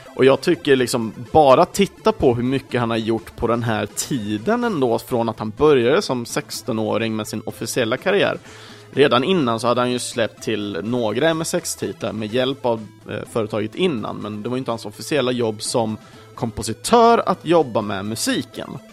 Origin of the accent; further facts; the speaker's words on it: Sweden; vi svenskar kanske, i alla fall då för oss som föddes på 80-talet